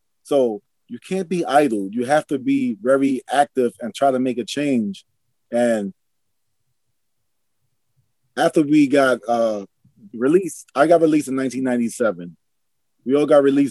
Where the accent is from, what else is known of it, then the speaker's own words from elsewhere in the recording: New York City, New York, United States; I'm a kid of New York City. I grew up in Harlem, New York